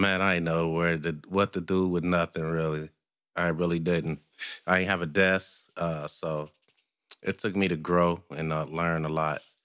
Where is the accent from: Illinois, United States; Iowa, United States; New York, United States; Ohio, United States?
Ohio, United States; Cincinnati; I was born and raised in Cincinnati.